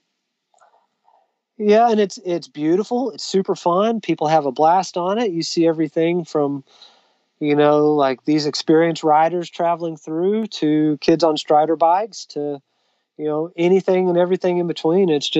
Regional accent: Sherman, Texas, United States; North Texas in my hometown, actually, Sherman, Texas

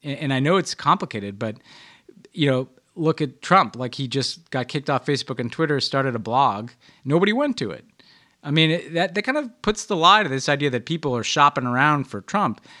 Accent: New York, United States; I'm a New Yorker

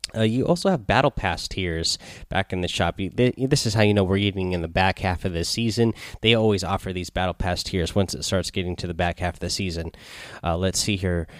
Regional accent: Seattle, Washington, United States; I am from Seattle here

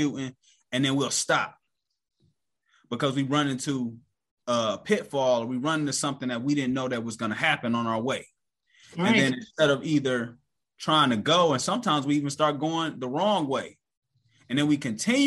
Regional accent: Cleveland, Ohio, United States; I'm from Cleveland, Ohio

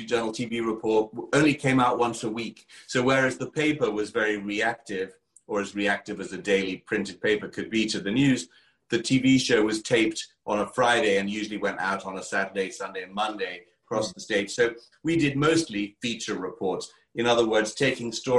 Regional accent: Kent, South East England, United Kingdom; accent: English; with my English accent all the way from Kent, England

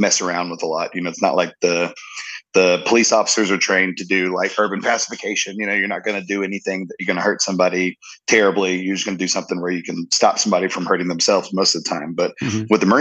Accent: Jacksonville, North Carolina, United States; I was born on Camp Lejeune, the base of Camp Lejeune

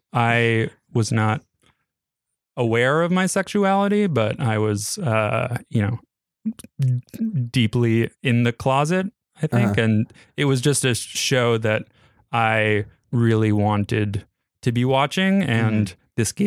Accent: New York City, New York, United States; Born and raised there.

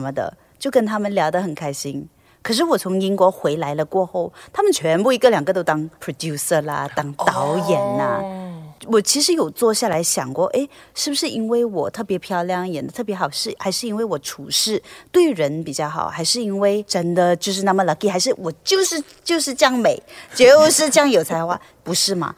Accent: Malaysia; 在马来西亚当艺人

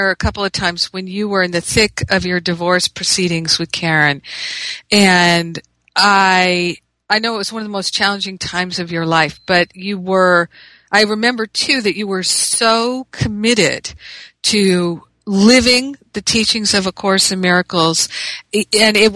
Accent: Manhattan, New York, United States; because you came from Boston, I came from Manhattan

